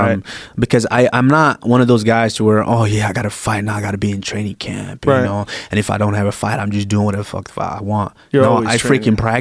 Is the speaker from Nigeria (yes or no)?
yes; Nigeria; also born or lived in Nebraska; now in United States; I'm from Nigeria